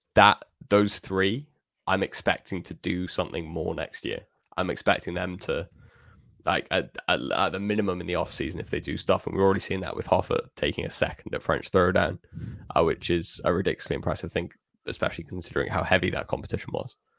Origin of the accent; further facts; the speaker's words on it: Wales, United Kingdom; as a Welshman myself